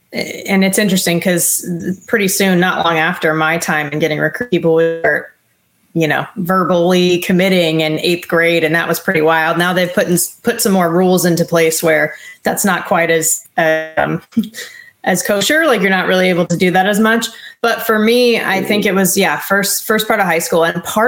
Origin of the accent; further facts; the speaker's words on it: Southern California, United States; moved away as an adult; I'm from Southern California